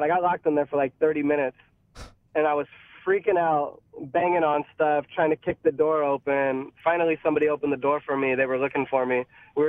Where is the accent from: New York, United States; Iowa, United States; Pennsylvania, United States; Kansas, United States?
Pennsylvania, United States; Pittsburgh; I'm from Pittsburgh originally. All sides of my family are from Pittsburgh, so it's just ingrained into me that black and gold is those colors, you know?